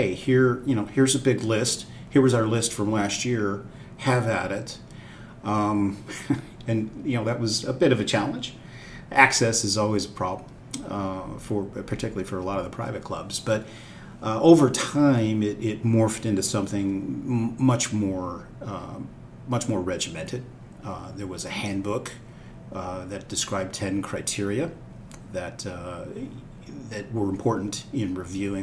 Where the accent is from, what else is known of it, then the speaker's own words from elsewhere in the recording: Erie, Pennsylvania, United States; moved away; I grew up actually north of Pittsburgh, okay, in a town called Erie, Pennsylvania.